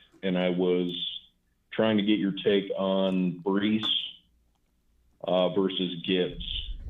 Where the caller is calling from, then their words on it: Missouri, United States; From Missouri.